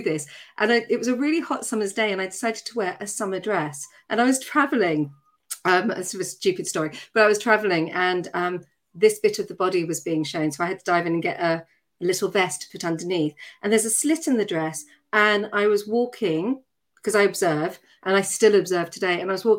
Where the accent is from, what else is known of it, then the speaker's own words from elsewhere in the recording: Tatton Corner, South East England, United Kingdom; accent: Surrey; but yes, I grew up in Tatton Corner, which I'm really proud